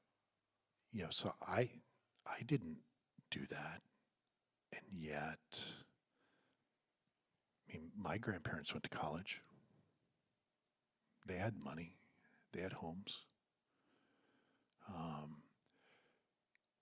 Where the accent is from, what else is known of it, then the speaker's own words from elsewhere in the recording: Virginia, United States; moved away; I grew up in the South, in Virginia